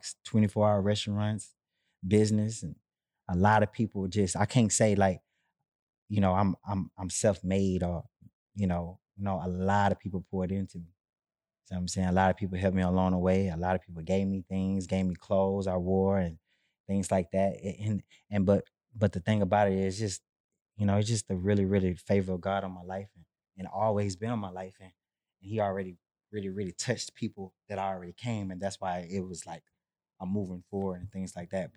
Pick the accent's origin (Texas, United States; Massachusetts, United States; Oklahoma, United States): Texas, United States; Houston; I'm from Third Ward, Texas, the capital of Houston.